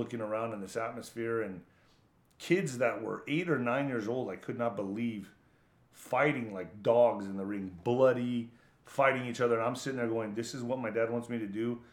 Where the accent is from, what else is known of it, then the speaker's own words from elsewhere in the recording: El Paso, Texas, United States; I grew up in El Paso, Texas, border town